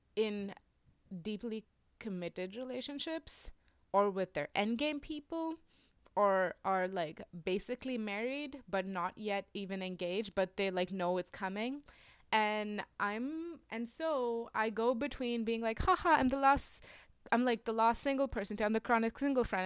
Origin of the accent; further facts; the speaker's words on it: India; moved away as an adult; I'm international. I'm from India. I've lived here for the last five years.